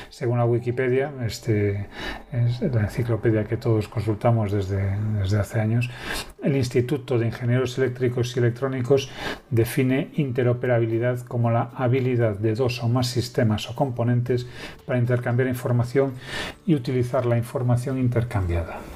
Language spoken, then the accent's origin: Spanish; Galicia, Spain; soy gallego, de Galicia, de España